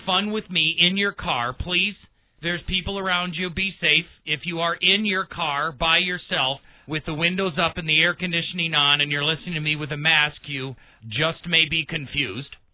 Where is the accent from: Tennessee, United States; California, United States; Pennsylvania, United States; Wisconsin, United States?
Wisconsin, United States; Milwaukee; now in Colorado Springs, United States; I grew up in Milwaukee on the Great Lakes